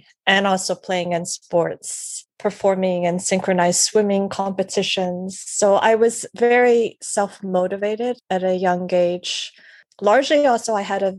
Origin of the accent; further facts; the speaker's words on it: Canada; I was born and raised in Canada